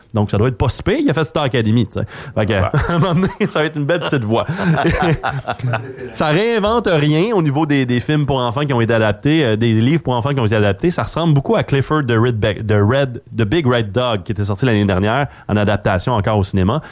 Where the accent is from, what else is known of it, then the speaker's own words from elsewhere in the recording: Montreal, Quebec, Canada; quand j'étais jeune, à Montréal